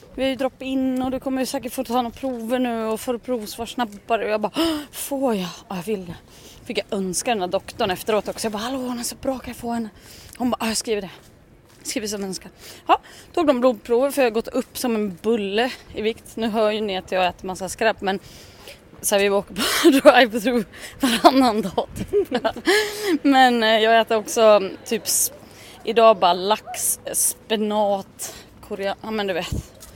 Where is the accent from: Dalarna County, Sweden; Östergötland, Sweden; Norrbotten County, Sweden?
Dalarna County, Sweden; Leksand; det är ju min hemort